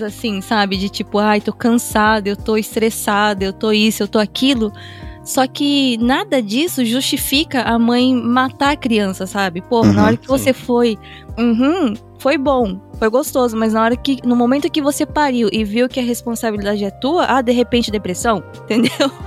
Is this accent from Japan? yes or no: yes; Japan; uma pessoa que cresceu aqui no Japão e parte de mim. Eu, eu já sou japonesa, eu já me considero japonesa no sentido assim de eu fui criada aqui